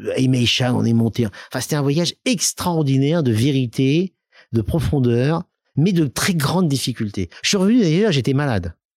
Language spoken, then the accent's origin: French; Lyon, Auvergne-Rhône-Alpes, France; also born or lived in Soyaux, Charente / Clermont-Ferrand; mon enfance, c'est Lyon. je suis un vrai Lyonnais